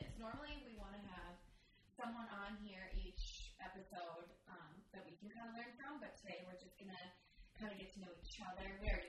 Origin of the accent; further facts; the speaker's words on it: Wisconsin, United States; now in Minnesota, United States; We're actually from Minnesota. I'm from last fall time, Wisconsin.